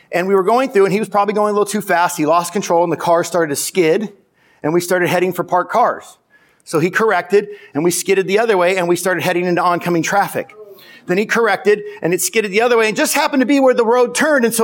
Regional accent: Simi Valley, California, United States; I mean, geez, I'm from Simi Valley.

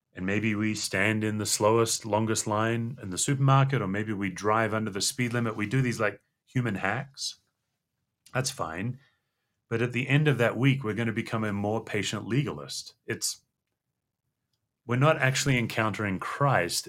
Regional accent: Western Australia, Australia; moved away as an adult; I grew up in Western Australia

